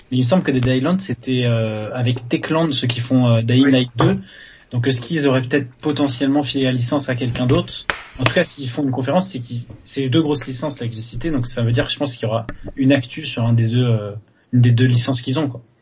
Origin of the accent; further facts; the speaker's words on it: France; accent: French; j'ai le droit de dire Call et parler avec mon accent français en anglais